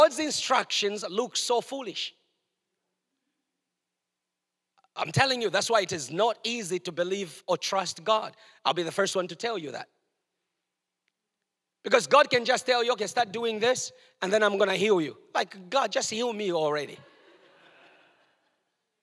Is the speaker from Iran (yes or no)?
no; Chingola, Copperbelt Province, Zambia; moved away; in a place where I was born in Chingola, Zambia, where I was born